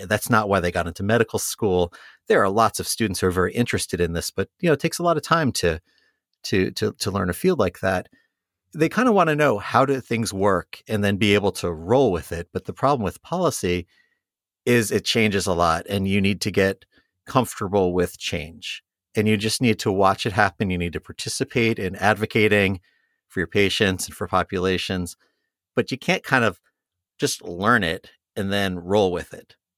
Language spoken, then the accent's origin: English; New York, United States; moved away as an adult; now in Columbus, United States; I'm a New Yorker originally